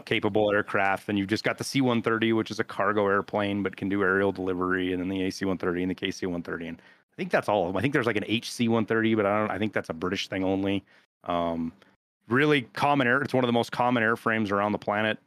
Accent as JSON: {"language": "English", "town": "Butte", "region": "Montana", "country": "United States", "tie": "born or raised there", "also_born_or_lived": "Birmingham, Alabama", "moved": "yes", "said": "I grew up in Butte, Montana"}